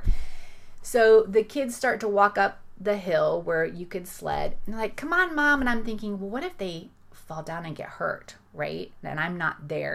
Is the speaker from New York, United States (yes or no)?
no; Florida, United States; I'm from Florida. I'm not used to snow